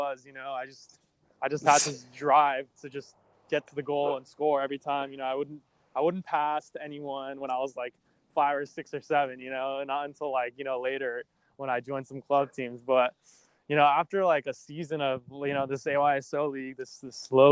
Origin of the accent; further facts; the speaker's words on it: Los Angeles, California, United States; I grew up in Los Angeles, California.